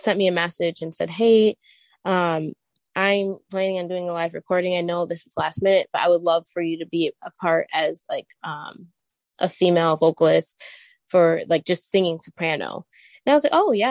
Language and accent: English; Michigan, United States; I have been born and raised in Michigan.